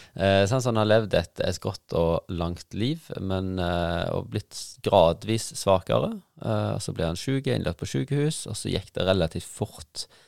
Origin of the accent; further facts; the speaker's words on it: Luster, Vestland, Norway; i Luster, der vi kommer fra